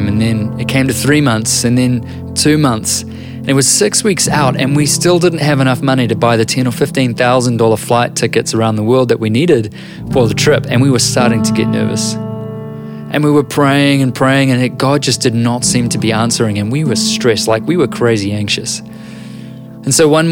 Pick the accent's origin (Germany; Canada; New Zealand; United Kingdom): New Zealand; I'm a writer and an author from Aotearoa, New Zealand.